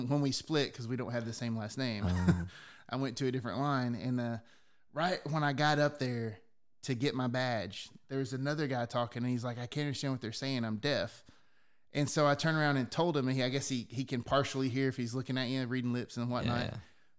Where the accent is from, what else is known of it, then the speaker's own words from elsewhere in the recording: the South, United States; I'm from the South. This was just a simple place.